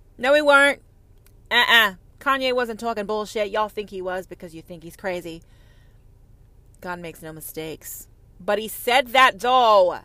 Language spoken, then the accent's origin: English; United States; I'm an American